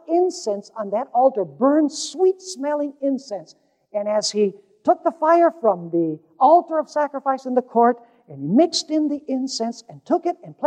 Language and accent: English; Caracas, Capital District, Venezuela; I was growing up in Caracas, Venezuela